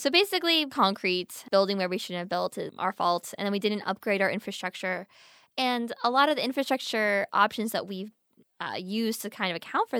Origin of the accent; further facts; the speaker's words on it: Pennsylvania, United States; I grew up in Pennsylvania, but in the mountains, so it got really cold.